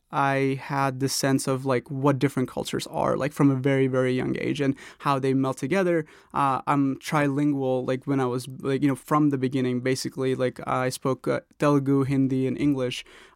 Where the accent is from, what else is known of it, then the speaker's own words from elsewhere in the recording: Norcross, Georgia, United States; also born or lived in India; I was born in India, but we moved to Atlanta in 98, and specifically to Norcross, Gwinnett County, in 98. So I was 13.